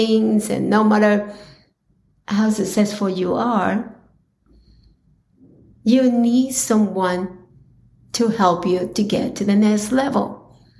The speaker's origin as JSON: {"language": "English", "country": "Colombia", "tie": "born or raised there", "said": "growing up in Colombia"}